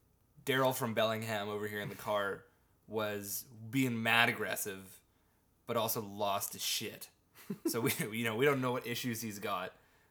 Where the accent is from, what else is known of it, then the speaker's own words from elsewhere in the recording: Perth, Western Australia, Australia; And I was like, oh, yeah … I'm actually from Western Australia. I'm from Perth.